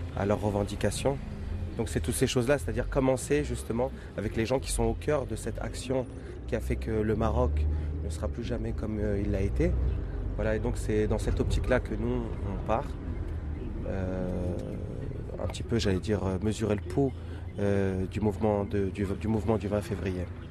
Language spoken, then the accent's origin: French; France; Je suis français, je suis né en France. J'ai grandi en France